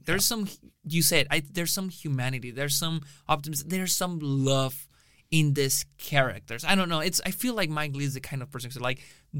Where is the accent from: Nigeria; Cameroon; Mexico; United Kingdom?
Mexico; moved away as an adult; now in Austin, United States; in Mexico, in my hometown